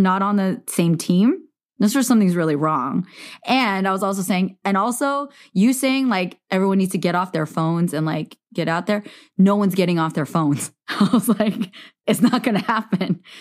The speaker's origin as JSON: {"language": "English", "area": "Silicon Valley", "region": "California", "country": "United States", "tie": "born or raised there", "said": "I grew up in Silicon Valley."}